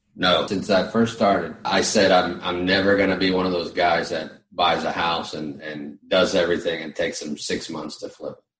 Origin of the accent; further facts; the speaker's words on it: Puerto Rico; also born or lived in Florida / Virginia; now in Summerville, South Carolina, United States; I'm originally from Puerto Rico